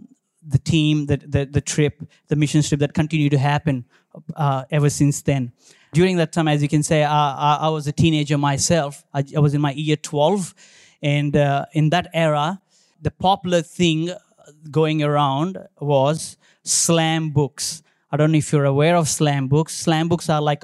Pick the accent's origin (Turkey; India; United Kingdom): India; now in Australia; I born and brought up in India